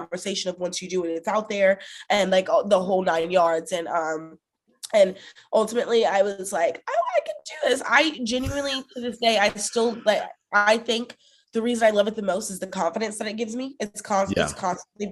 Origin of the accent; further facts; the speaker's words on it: the South, United States; I'm from the South